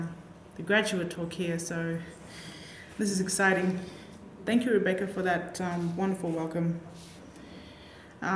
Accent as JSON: {"language": "English", "town": "Injinoo", "region": "Queensland", "country": "Australia", "tie": "born or raised there", "said": "growing up in Injinu, I was fortunate to be surrounded by families strong in culture"}